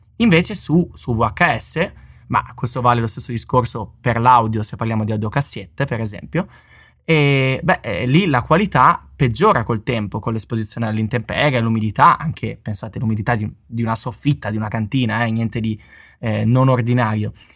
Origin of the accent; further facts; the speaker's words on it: Bologna, Emilia-Romagna, Italy; di Bologna come me